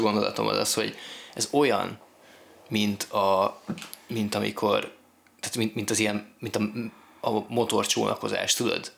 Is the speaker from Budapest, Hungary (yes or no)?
yes; Budapest, Hungary; számomra, mint budapesti születésű embernek